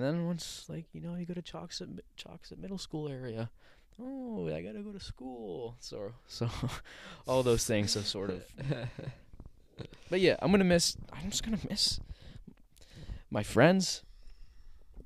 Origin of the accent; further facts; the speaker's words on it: Sterling, United States; I'm going to miss Sterling. I'm going to miss my hometown.